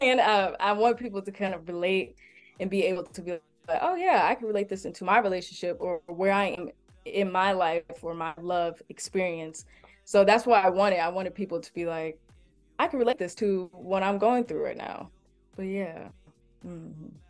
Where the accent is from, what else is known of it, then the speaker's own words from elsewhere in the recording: Detroit, Michigan, United States; now in Columbus, United States; I'm originally from Detroit, Michigan